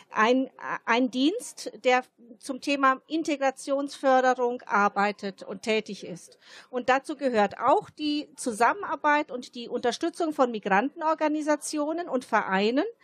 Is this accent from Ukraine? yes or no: no; Germany; first language Italian; German is a second language; ich bin Deutsche hier aufgewachsen und meine Kindheit habe ich, also die erste Sprache war die italienische Sprache